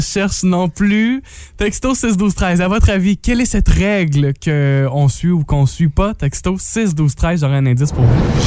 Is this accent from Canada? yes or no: yes; Matapédia, Quebec, Canada; des gens de chez nous, dans la Matapédia, dans la Matanie